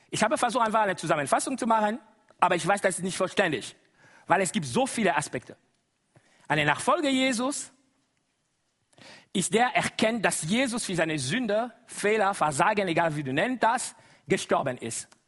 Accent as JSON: {"language": "German", "country": "DR Congo", "first_language": "Lingala", "second_language": "German", "said": "Das ist Lingala, meine Muttersprache. Wie? Ihr kann das schon bemerken. Ursprünglich, ich komme aus dem Kongo."}